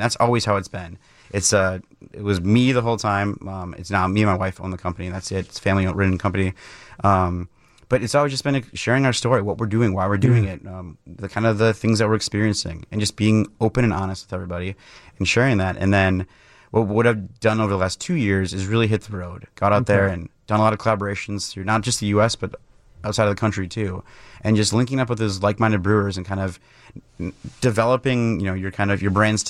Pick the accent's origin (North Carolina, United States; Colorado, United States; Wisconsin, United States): Wisconsin, United States; Mukwonago; So I grew up in Maguanago, Wisconsin, just outside of Milwaukee, and my dad was working at Miller